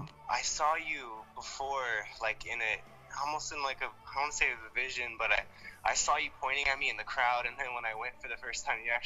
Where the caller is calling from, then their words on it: Los Angeles, California, United States; I'm calling you from LA, here in Sherman Oaks.